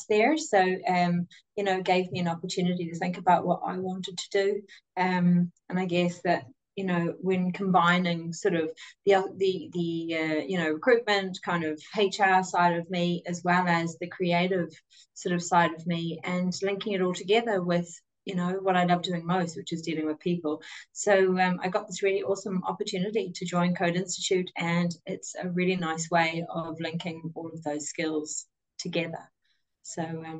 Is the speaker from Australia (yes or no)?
no; New Zealand; moved away as an adult; also born or lived in Dublin, Ireland; now in Ireland; I'm obviously from New Zealand. You can tell by my accent there.